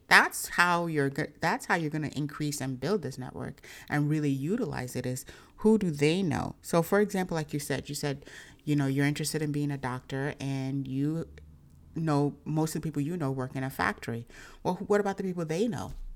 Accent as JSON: {"language": "English", "country": "Nigeria", "said": "I'm, I'm Nigerian"}